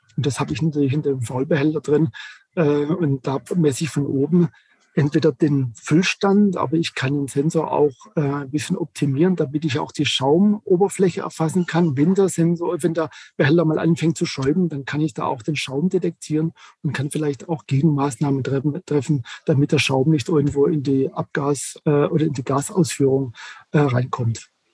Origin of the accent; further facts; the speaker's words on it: Germany; bei uns in Deutschland